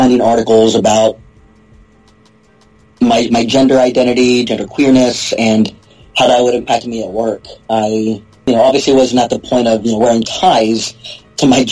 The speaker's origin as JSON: {"language": "English", "town": "Houston", "region": "Texas", "country": "United States", "tie": "born or raised there", "also_born_or_lived": "England", "moved": "as an adult", "lives_now": "Massachusetts, United States", "said": "born and raised in Houston"}